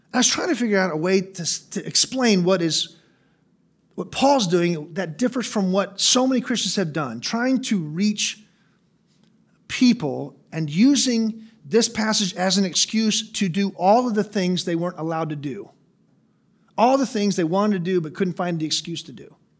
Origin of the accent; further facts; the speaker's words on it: United States; I'm an American.